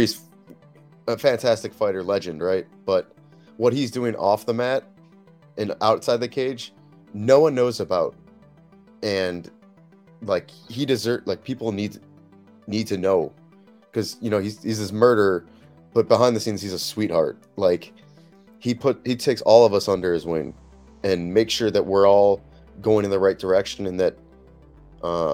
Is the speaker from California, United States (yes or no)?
no; Chicago, Illinois, United States; now in San Diego, United States; I grew up in Chicago